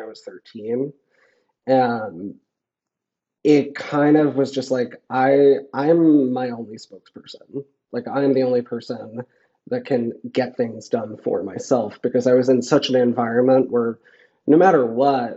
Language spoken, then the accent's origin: English; Flushing, Queens / Long Island, New York, United States; I grew up in Flushing, but I moved to Long Island